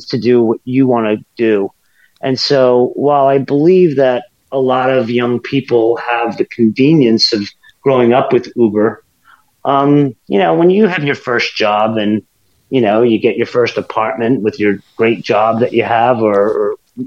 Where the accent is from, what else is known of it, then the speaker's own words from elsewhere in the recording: United States; As an American